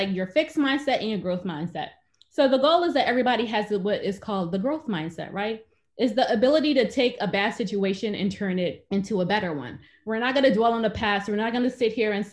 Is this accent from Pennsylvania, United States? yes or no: yes; Philadelphia, Pennsylvania, United States; I grew up in Philadelphia, Pennsylvania